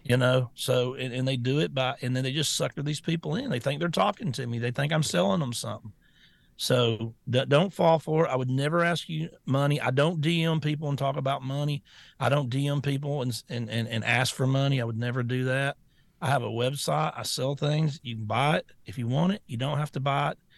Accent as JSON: {"language": "English", "country": "United States", "said": "I'm an American"}